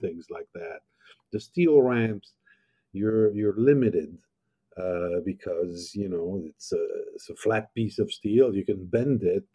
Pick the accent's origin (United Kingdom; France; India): France; now in United States; I grew up in France